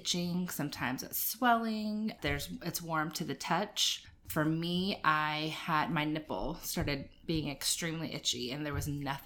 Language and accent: English; Jacksonville, Florida, United States; moved away as an adult; also born or lived in Guyton, Georgia; now in Savannah, United States; I'm originally from Jacksonville, Florida